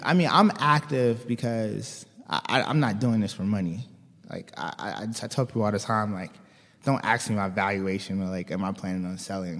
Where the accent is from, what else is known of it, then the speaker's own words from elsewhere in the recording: Baltimore, Maryland, United States; moved away as an adult; also born or lived in West Virginia / Washington, D.C.; I'm originally from, uh, Baltimore.